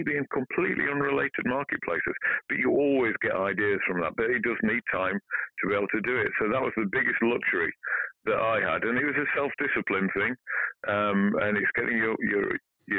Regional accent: Barnsley, Yorkshire and the Humber, United Kingdom; I'm from Barnsley, Yorkshire

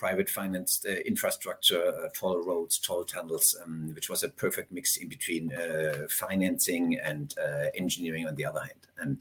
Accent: Hohenlohe, Baden-Württemberg, Germany; I'm from southern Germany. I grew up in the countryside, 1 hour north of Stuttgart, which is called Hohenlohe.

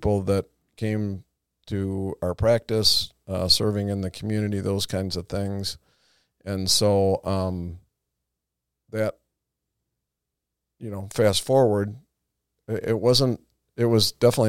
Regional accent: Madison, Wisconsin, United States; moved away; hometown, my parents still live there

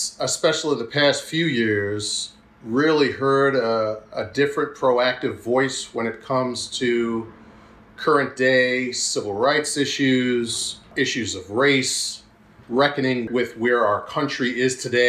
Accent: Huntington, New York, United States; also born or lived in Brooklyn, New York; I was born in Brooklyn, but I was raised in Huntington, Long Island.

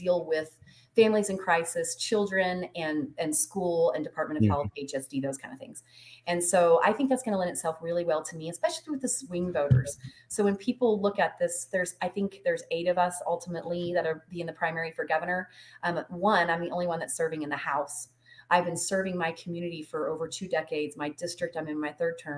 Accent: Truth or Consequences, New Mexico, United States; moved away as an adult; So I grew up in Truth or Consequences.

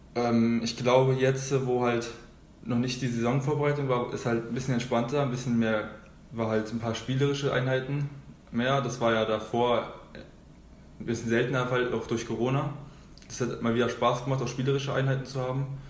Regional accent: Schulzendorf, Brandenburg, Germany; also born or lived in Berlin; da bin ich halt äh, aus Berlin nach Schulzendorf gezogen und da halt wollte ich irgendwas machen, das war glaube ich mit sieben

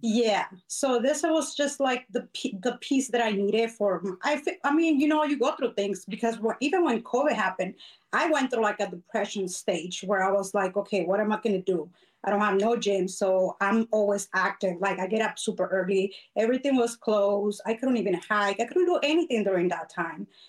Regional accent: Arizona, United States; also born or lived in Mexico; been here since I was nine. So my parents brought me when I was really small

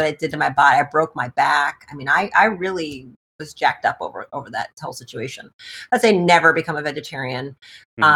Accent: Detroit, Michigan, United States; I'm from Detroit

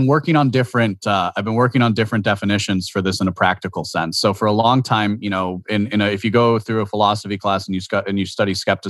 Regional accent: Washington, District of Columbia, United States; born there; also born or lived in Maryland / New Jersey / Wisconsin; I moved around a lot growing up. So I was born in Washington, D.C. I know, ooh, scary. I was born in Washington, D.C. I lived in Maryland, New Jersey, Maryland, Wisconsin before I was 7 years old.

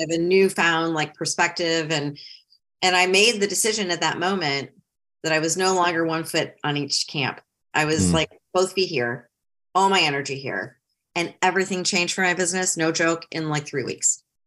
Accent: Ohio, United States; moved away as an adult; also born or lived in Metro Detroit, Michigan; now in South Carolina, United States; I grew up in Ohio, even though I lived in Metro Detroit my whole almost adult life.

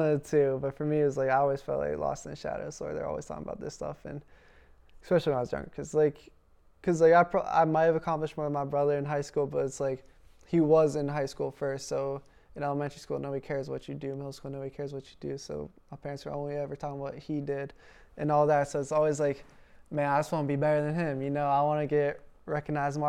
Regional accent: Pittsburgh, Pennsylvania, United States; accent: Pittsburgh; moved away as an adult; now in Wisconsin, United States; we were born and raised in Pennsylvania

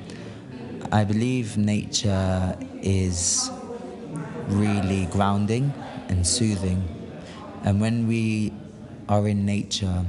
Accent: London, United Kingdom; Growing up in London

